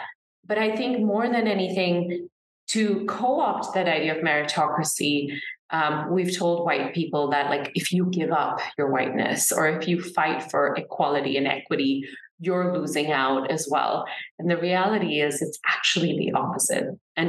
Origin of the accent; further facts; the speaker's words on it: Singapore; I absolutely subscribe to the ideas of meritocracy growing up in Singapore